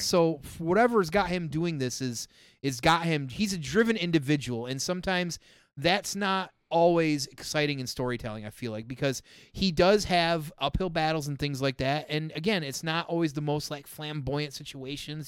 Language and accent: English; Michigan, United States; I'm from Michigan.